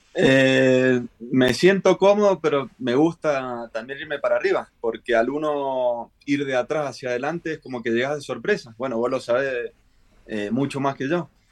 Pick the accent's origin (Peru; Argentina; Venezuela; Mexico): Argentina; Mendoza; moved away as an adult; now in Chile; yo soy de Mendoza, Argentina, y hice inferiores, bueno, en varios equipos de ahí.